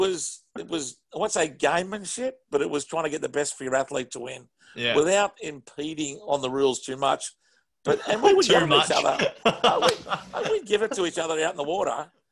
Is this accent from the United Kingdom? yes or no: no; Australia